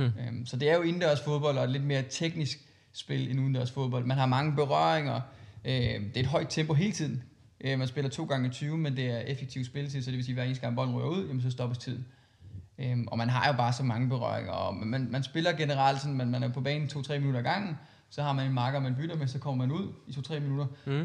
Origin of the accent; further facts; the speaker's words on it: Christiansfeld, Southern Denmark, Denmark; jeg kommer fra en lille by i, i, i Sønderjylland, der hedder Christian Svendt, som ligger mellem, øh, Kolding og Haderslev